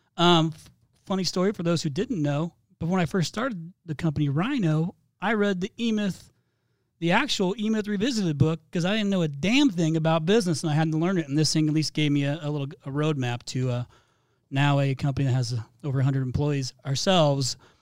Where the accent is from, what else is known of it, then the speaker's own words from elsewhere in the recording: Midwest, United States; now in Phoenix, United States; I'm from the Midwest